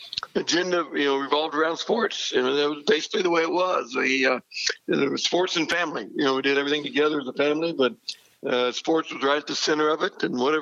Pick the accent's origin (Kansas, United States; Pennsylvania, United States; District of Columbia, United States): Kansas, United States; Silver Lake; Yeah, kind of three brothers that still live in that area, and all the nephews and nieces, and it was an ideal, you know, growing up opportunity.